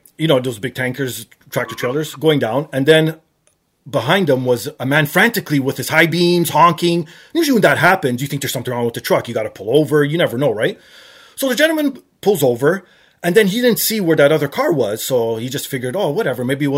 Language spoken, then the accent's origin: English; Canada; I'm Canadian